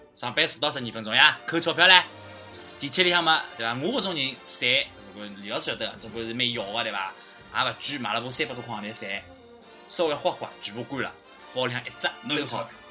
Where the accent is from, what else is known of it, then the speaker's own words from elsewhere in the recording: Shanghai, China; 我们上海人